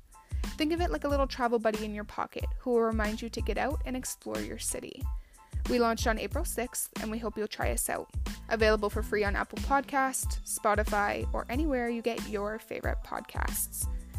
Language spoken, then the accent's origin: English; Windsor, Ontario, Canada; As someone who was born and raised in Windsor